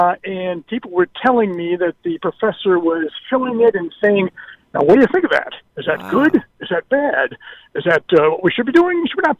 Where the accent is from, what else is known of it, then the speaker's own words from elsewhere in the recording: Detroit, Michigan, United States; moved away as an adult; also born or lived in St. Louis, Missouri; now in Illinois, United States; I was a high school football quarterback in Detroit, back in my hometown of Detroit